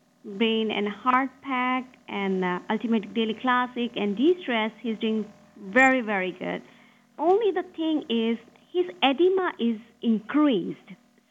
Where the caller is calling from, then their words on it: Goa, India; I'm calling you from Goa, India.